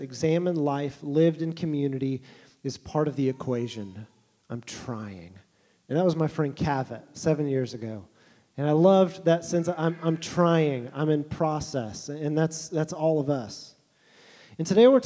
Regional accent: Tulsa, Oklahoma, United States; I was born in Tulsa, Oklahoma in the mid-80s

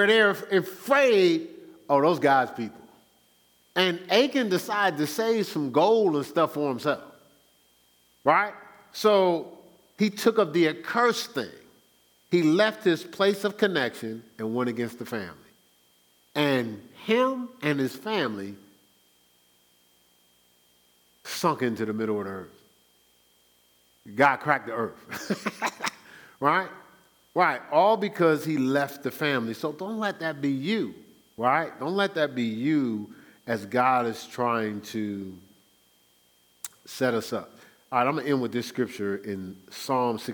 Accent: Newark, New Jersey, United States; moved away; also born or lived in Irvington, New Jersey; I grew up in Newark

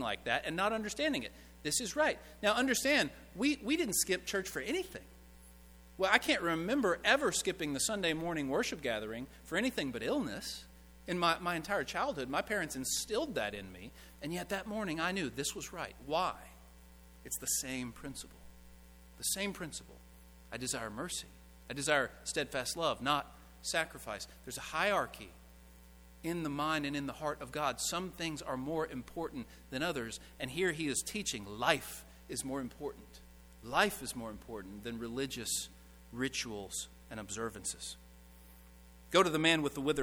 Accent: Owensboro, Kentucky, United States; my hometown of Owensboro, Kentucky

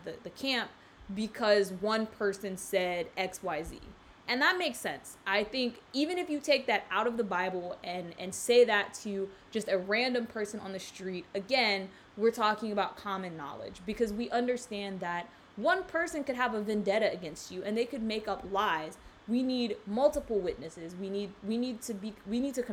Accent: South Carolina, United States; now in South Florida, United States; I grew up in South Carolina

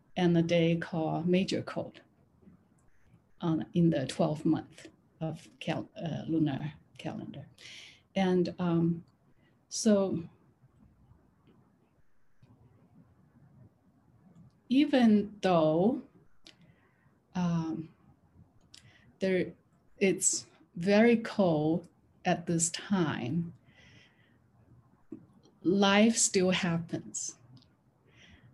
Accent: China; now in San Francisco, United States; I'm from China.

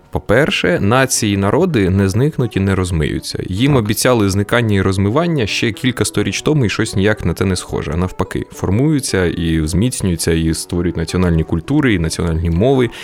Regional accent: Kryvyi Rih, Dnipropetrovsk Oblast, Ukraine; moved away; Я народився і виріс у Кривому Розі

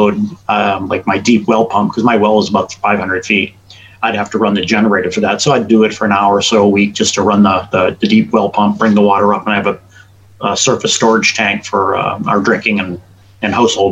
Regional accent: New England, United States; now in Tonopah, United States; I grew up in New England, artesian wells and things like that.

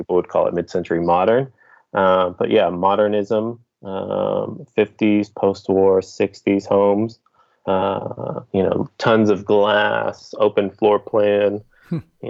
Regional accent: South Bay, California, United States; I'm from the South Bay

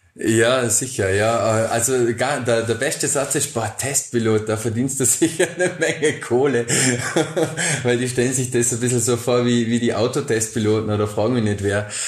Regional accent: Bregenz, Vorarlberg, Austria; also born or lived in Dornbirn; Und irgendwann sind wir von Dombien nach Bregenz gezogen, eben als ich so neun Jahre alt war

